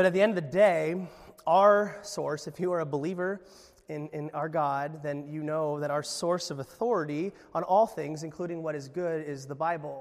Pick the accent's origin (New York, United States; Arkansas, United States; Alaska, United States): Alaska, United States; I was from Alaska.